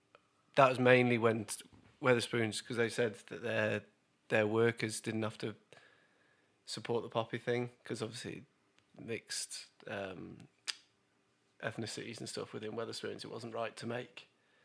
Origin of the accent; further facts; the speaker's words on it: United Kingdom; But I'm British